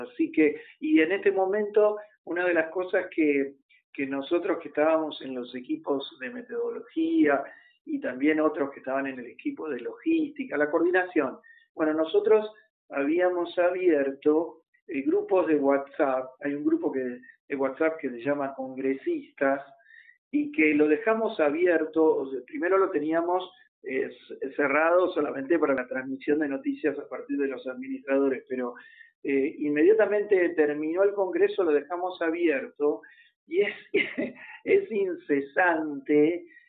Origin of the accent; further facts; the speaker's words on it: Argentina; nuestro país